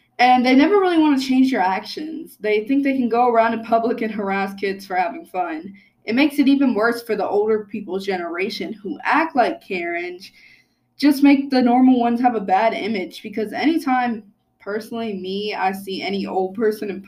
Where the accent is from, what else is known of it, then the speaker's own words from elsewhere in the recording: United States; my history of being an American